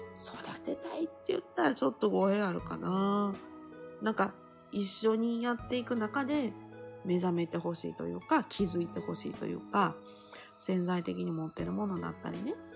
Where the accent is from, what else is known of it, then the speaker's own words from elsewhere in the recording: Kansai, Japan; 関西、自分の地元でやる